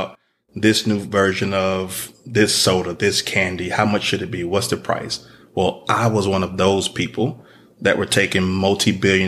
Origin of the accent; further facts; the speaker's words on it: Atlanta, Georgia, United States; I'm originally from Atlanta